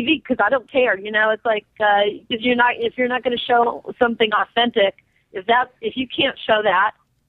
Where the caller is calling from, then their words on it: Sherman Oaks, California, United States; Hi, I'm from Sherman Oaks, California.